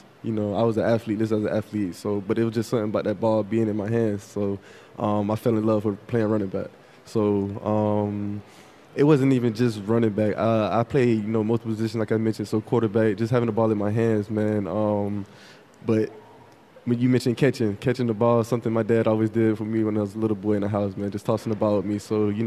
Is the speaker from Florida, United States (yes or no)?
yes; Fort Lauderdale, Florida, United States; I'm from Fort Lauderdale